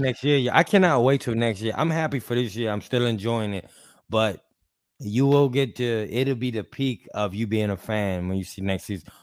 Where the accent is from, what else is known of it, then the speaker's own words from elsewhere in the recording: Mexico City, Mexico; I'm from Mexico City